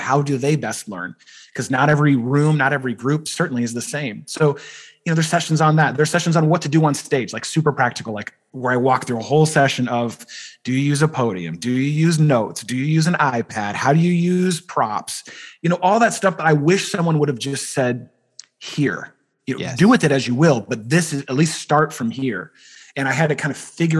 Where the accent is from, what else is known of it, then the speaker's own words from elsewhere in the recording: East Bay, Bay Area, California, United States; Bay Area, baby, East Bay